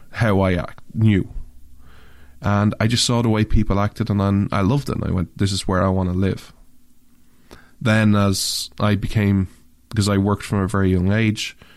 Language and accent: English; Canada; as a Canadian